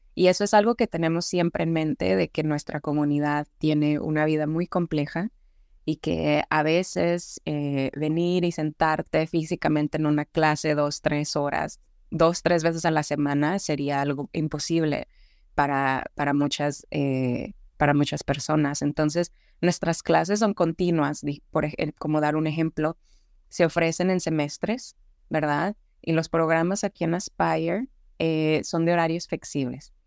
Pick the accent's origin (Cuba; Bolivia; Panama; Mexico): Mexico; Ciudad Juárez, Chihuahua; also born or lived in El Paso, Texas; now in Dallas, United States; yo nací en El Paso, Texas, yo me crié y crecí viví en Ciudad Juárez y en México con mi madre y mis abuelos paternos